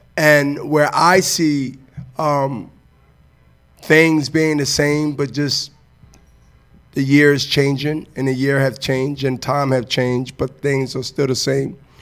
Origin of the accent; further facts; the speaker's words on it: Diamond Street, Germantown, Pennsylvania, United States; We come from Diamond Street to to to to Germantown